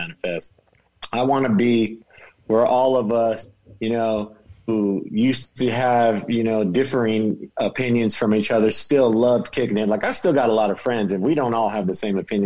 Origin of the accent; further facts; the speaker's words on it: California, United States; I'm a Californian. I'm born here. I ain't leaving